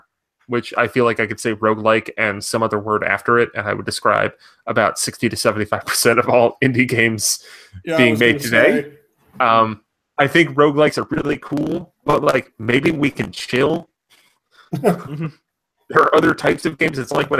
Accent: New Jersey, United States; We both grew up in Jersey in the 90s.

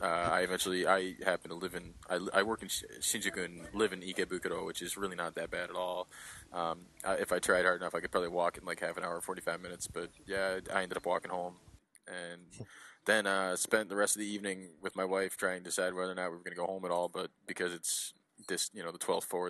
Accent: Detroit, Michigan, United States; moved away as an adult; also born or lived in Chicago; now in Japan; I'm originally from Detroit

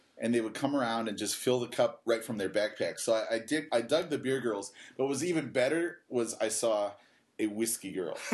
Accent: Cleveland, Ohio, United States; now in Japan; I'm from Cleveland

